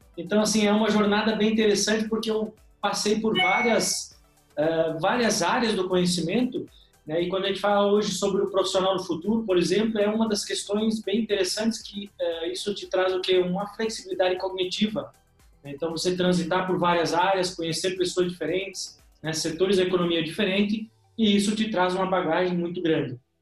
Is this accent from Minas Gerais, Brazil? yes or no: no; Rio Grande do Sul, Brazil; moved away as an adult; now in Joinville, Brazil; nasci lá no Rio Grande do Sul, sou gaúcho, né? E moro hoje há cerca de 14 anos em Joinville, Santa Catarina.